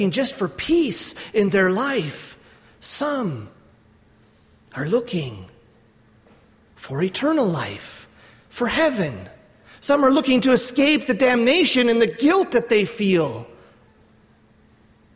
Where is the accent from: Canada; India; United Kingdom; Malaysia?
Canada; I'm from Canada.